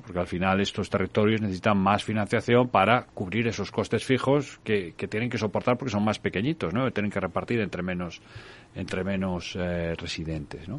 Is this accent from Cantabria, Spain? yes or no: no; Galicia, Spain; a mí como gallego